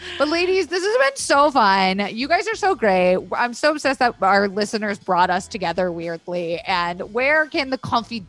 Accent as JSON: {"language": "English", "town": "Tampa", "region": "Florida", "country": "United States", "said": "I'm from Tampa."}